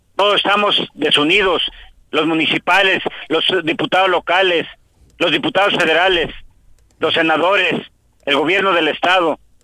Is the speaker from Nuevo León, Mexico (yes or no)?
no; Morelos, Mexico; nosotros que somos morelenses